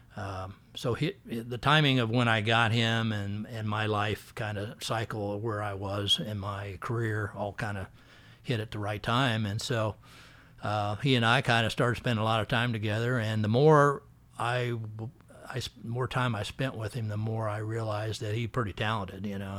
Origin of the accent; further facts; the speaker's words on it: Missouri, United States; moved away; I grew up in Missouri